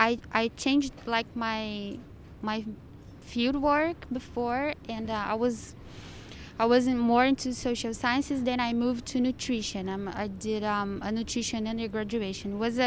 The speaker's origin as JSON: {"language": "English", "country": "Brazil", "said": "Yeah, I'm from Brazil."}